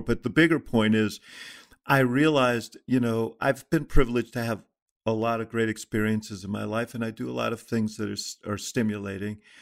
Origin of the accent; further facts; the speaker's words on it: New York, United States; I grew up in Stuyvesant Town in New York